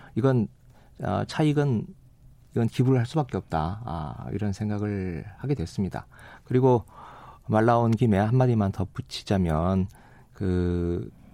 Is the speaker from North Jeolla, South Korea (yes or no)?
yes; Gunsan, North Jeolla, South Korea; moved away; 어, 제 고향이고